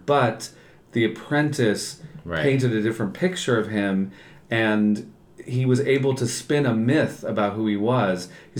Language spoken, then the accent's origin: English; New York, United States; I'm from New York.